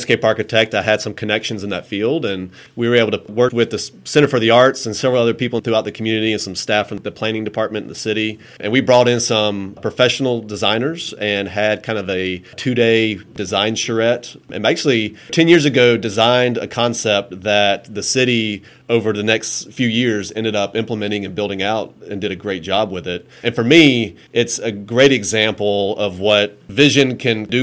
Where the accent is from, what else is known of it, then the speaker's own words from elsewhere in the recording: Thomasville, Georgia, United States; I was born and raised in Thomasville, grew up working at Jack's BP